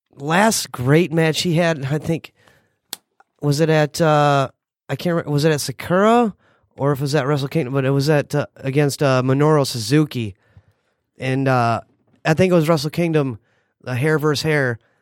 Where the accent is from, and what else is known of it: United States